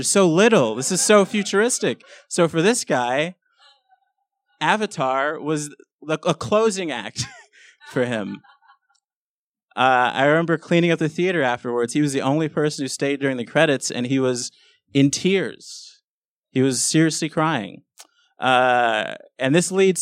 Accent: Los Angeles, California, United States; I grew up in South Central LA, which is a pretty bad neighborhood

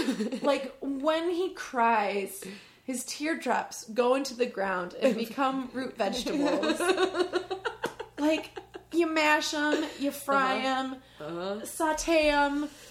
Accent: West Central Illinois, United States; West Central Illinois, very small town, population 9,500 at the time.

